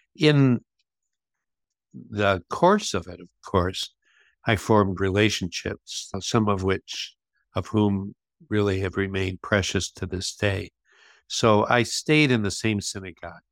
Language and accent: English; Flint, Michigan, United States; I grew up in Flint, Michigan